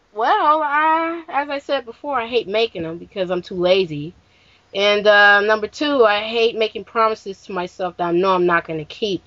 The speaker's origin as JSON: {"language": "English", "region": "Midwest", "country": "United States", "said": "I am from the Midwest"}